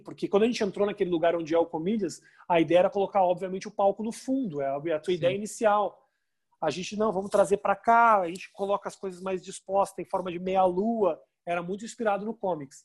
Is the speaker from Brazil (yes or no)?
yes; Brazil; moved away; eu sou de, de, do Brasil